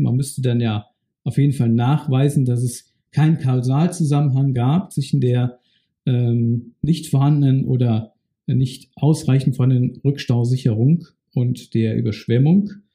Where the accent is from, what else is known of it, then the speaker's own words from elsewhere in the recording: Bad Neuenahr-Ahrweiler, Rhineland-Palatinate, Germany; Meine Heimatstadt ist Bad Neuenahr-Ahrweiler. Ich bin dort aufgewachsen